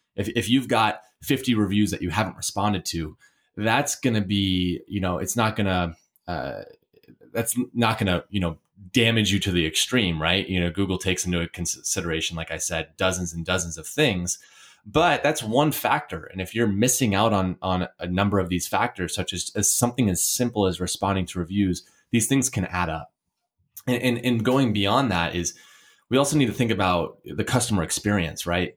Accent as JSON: {"language": "English", "town": "Portland", "region": "Oregon", "country": "United States", "said": "I'm from Portland, Oregon"}